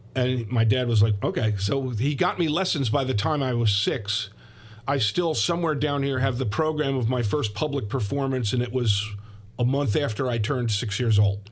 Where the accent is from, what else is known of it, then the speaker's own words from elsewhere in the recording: Ridgewood, New Jersey, United States; I grew up in Ridgewood, New Jersey